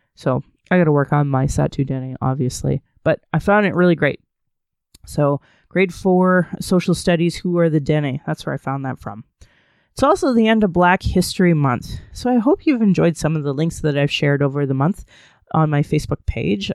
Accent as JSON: {"language": "English", "town": "Calgary", "region": "Alberta", "country": "Canada", "tie": "born or raised there", "said": "I was born in Calgary"}